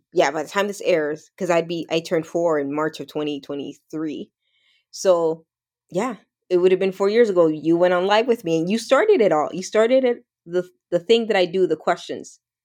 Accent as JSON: {"language": "English", "town": "Toronto", "region": "Ontario", "country": "Canada", "tie": "born or raised there", "also_born_or_lived": "the islands (Caribbean)", "said": "I grew up in Toronto, Canada"}